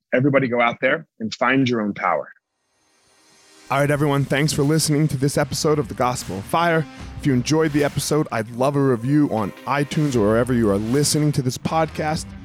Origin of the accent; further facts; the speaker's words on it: East Coast, United States; I grew up on the East Coast.